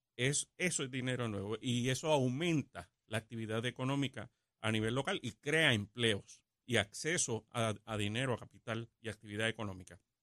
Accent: Puerto Rico; los 3 millones de puertorriqueños que residimos eh, aquí como ciudadanos americanos

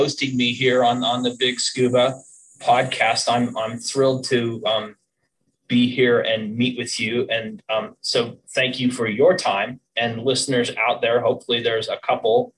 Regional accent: Boulder, Colorado, United States; I grew up in Colorado

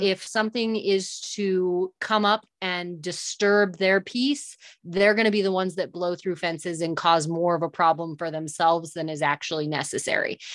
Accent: Southern Oregon, United States; moved away as an adult; also born or lived in Northern California; now in New Mexico, United States; my parents started a smaller operation just across the California border in Southern Oregon. And so that's originally where I was raised, born, raised, and grew up

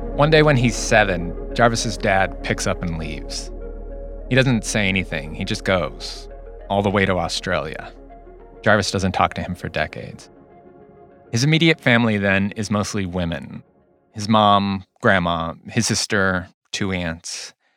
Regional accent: Whittier, California, United States; I grew up in Whittier

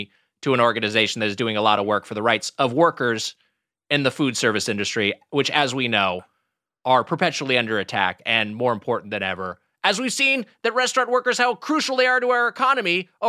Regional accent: Southern California, United States; me growing up in Southern California

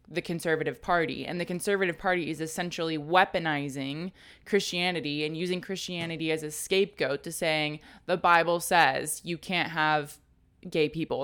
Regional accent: Texas, United States; because I grew up in Texas.

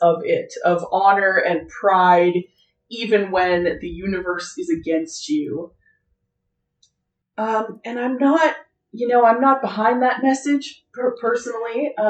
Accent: United States; it's awkward to talk about this as an American

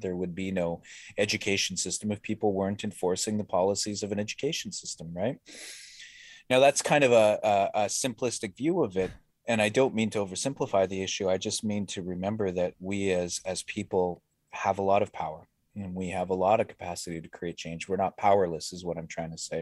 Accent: Winnipeg, Manitoba, Canada; I grew up in the North End, you know, as a, as a half-breed

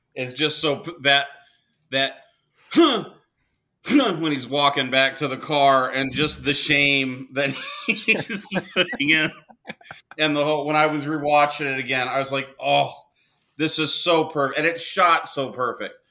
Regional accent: Wichita, Kansas, United States; now in Arizona, United States; I was born in Wichita, Kansas

